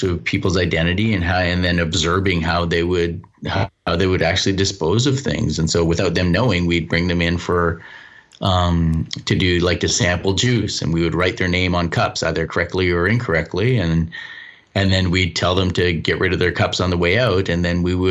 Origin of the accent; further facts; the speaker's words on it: Vancouver, British Columbia, Canada; also born or lived in New Zealand; I come from Vancouver, British Columbia, I grew up, and I spent a year in New Zealand